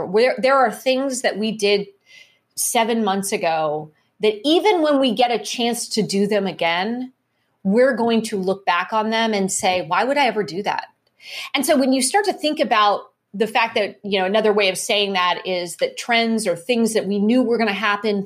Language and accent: English; Cupertino, California, United States; I grew up in Cupertino, California. So I grew up there during the 70s and 80s